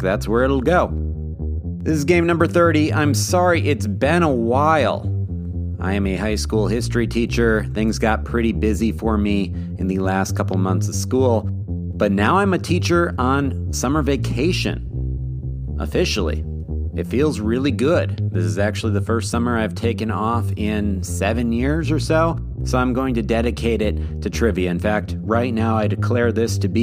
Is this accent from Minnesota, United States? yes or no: yes; Minnesota, United States; my home state of Minnesota